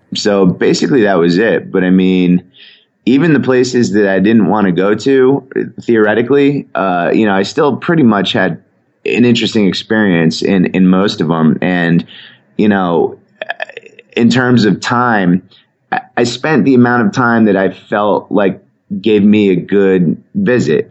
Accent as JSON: {"language": "English", "region": "Connecticut", "country": "United States", "tie": "born or raised there", "said": "I ever went from where I grew up in Connecticut"}